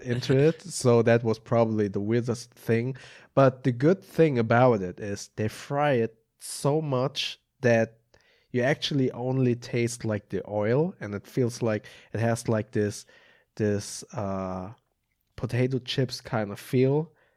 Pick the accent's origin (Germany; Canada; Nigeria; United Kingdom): Germany; also born or lived in Oklahoma; although I was born and raised in Germany